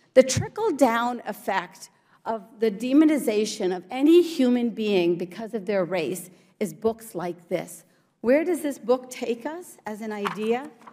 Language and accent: English; Morgantown, West Virginia, United States; English is a second language; also born or lived in India / New Jersey; I came to the United States at the age of four. I was an immigrant to the great state of New Jersey, and I grew up in Morgantown, West Virginia